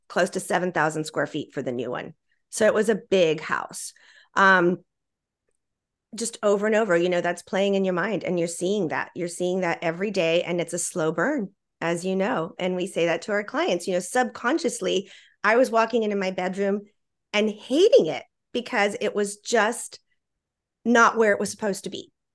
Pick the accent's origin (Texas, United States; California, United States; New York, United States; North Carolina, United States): Texas, United States; Laredo; also born or lived in Austin, Texas; I was born in Austin, Texas, and raised in Laredo